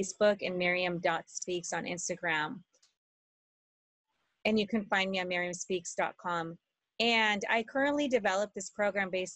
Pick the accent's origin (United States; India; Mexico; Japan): Mexico; moved away; And I was born in Mexico and I haven't been there for years.